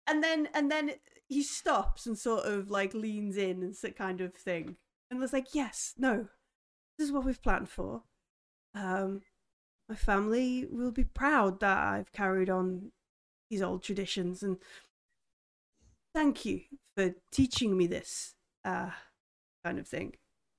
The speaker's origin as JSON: {"language": "English", "country": "United Kingdom", "said": "I'm British."}